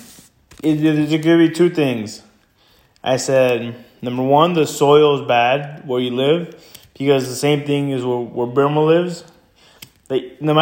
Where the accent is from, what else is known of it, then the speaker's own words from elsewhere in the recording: Stuart, Florida, United States; also born or lived in Santa Ana, California; my family and I moved from California when I was little. We moved to Florida. We went to Stewart, you know, the ghetto